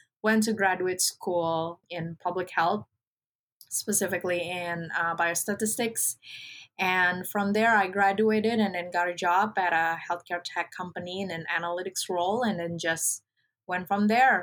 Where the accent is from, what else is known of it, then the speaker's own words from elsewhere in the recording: Indonesia; moved away; I'm originally from Indonesia, a country in Southeast Asia